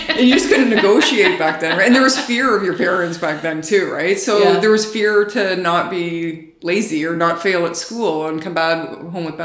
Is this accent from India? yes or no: no; Canada; I went over as the Canadian chef